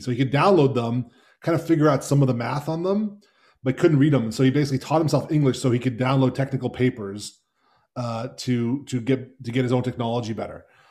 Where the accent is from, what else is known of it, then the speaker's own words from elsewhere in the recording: United States; my family's Hungarian. I, um, I'm, I'm American